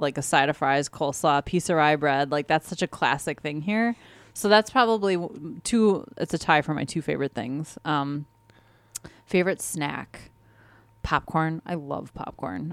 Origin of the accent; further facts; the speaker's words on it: Wisconsin, United States; We're from Wisconsin